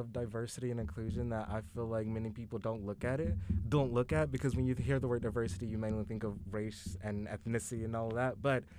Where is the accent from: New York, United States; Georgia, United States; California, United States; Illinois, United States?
Georgia, United States; Thomson; moved away as an adult; now in Oklahoma City, United States; I am from Thompson, Georgia.